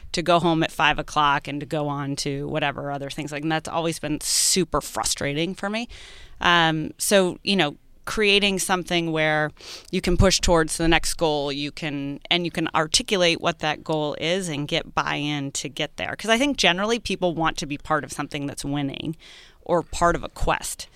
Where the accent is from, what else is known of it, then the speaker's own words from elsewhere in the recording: New England, United States; being a New Englander